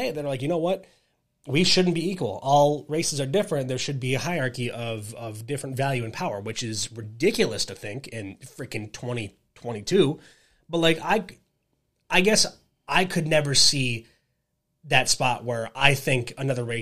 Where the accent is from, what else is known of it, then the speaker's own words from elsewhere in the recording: New York, United States; we grew up in New York